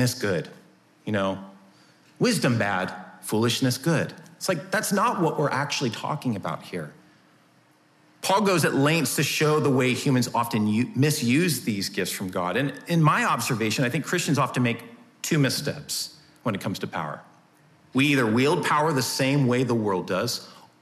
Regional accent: United States; us as American citizens

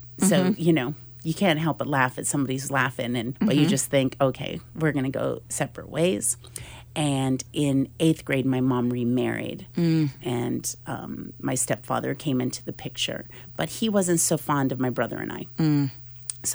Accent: Oscoda, Michigan, United States; moved away as an adult; also born or lived in Fort Lauderdale, Florida / Hungary; I was raised in Oscoda, Michigan, a little town 4 hours north of Detroit.

